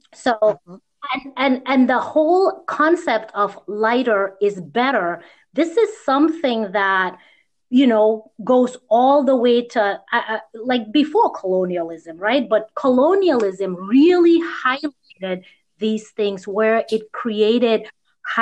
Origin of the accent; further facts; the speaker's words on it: United States; I grew up here in the U.S. mostly with Indian friends